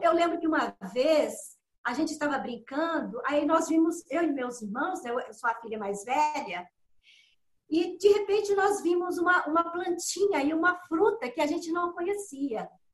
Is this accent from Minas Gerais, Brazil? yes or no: yes; Belo Horizonte, Minas Gerais, Brazil; also born or lived in Dores do Indaiá; eu nasci em Torres do Indaiá, né? Com quatro meses de vida, minha família me levou para Belo Horizonte